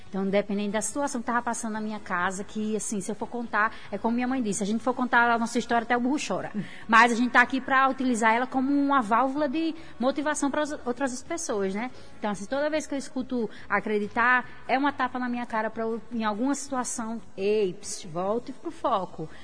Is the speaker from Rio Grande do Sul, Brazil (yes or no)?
no; Natal, Rio Grande do Norte, Brazil; also born or lived in Areia Preta; Eu nasci e me criei no bairro de Mãe Luísa. Hoje eu moro em Areia Preta.